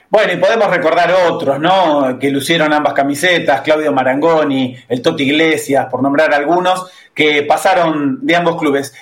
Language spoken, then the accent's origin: Spanish; Buenos Aires, Argentina; yo, nací en Inclán y Lucas, que nosotros parábamos en el café de Chiclán y de Anfunes